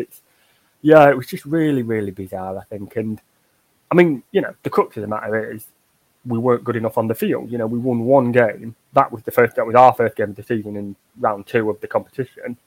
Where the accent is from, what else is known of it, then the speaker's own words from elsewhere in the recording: Yorkshire and the Humber, United Kingdom; Yorkshire folk for sort of we we we're too proud of where we're from